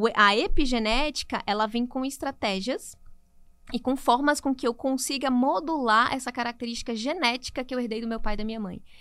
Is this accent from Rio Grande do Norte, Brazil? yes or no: yes; Natal, Rio Grande do Norte, Brazil; moved away as an adult; now in São Paulo, Brazil; Eu sou de Natal, Rio Grande do Norte